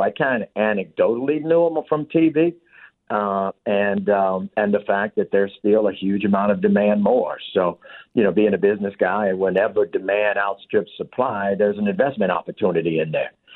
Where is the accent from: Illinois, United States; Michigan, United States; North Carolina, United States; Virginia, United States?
Illinois, United States; Chicago; also born or lived in South Shore, Chicago; I'm from the South Side, so I'm from Inglewood, raised, and then I moved over to South Shore of where this is